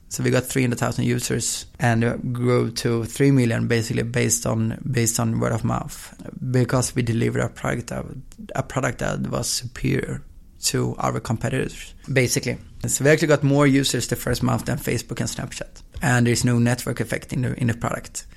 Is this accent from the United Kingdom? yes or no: no; Östersund, Jämtland, Sweden; now in Gothenburg, Sweden; I was born in Gothenburg, and when I was two, I moved to um, Östersund, which is in the in the middle of Sweden, small town